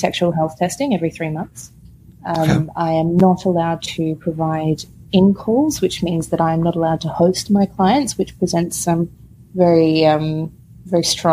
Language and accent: English; Victoria, Australia; I am from Victoria